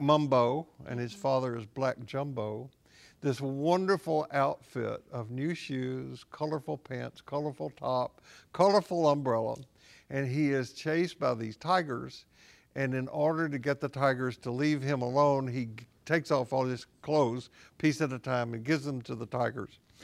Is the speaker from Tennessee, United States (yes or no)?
yes; Columbia, Tennessee, United States; also born or lived in Portland, Tennessee; I grew up in Tennessee